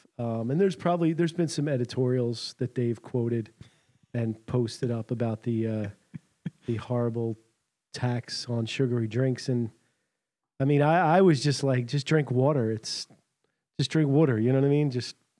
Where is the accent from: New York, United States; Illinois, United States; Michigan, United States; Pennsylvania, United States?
Pennsylvania, United States; Philadelphia; I'm from Philly.